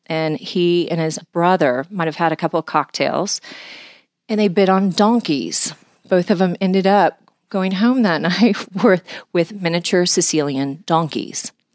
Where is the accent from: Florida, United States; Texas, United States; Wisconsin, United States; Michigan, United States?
Texas, United States; Houston; was born and raised in Houston, Texas.